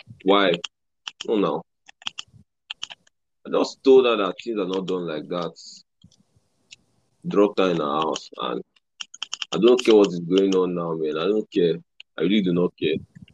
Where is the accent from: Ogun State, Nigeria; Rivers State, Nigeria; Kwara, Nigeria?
Rivers State, Nigeria; Port Harcourt; moved away as an adult; now in Lagos, Nigeria; I've been in Lagos. I came to Lagos in 2018, December. Because PH wasn't just it again. I grew up in PH.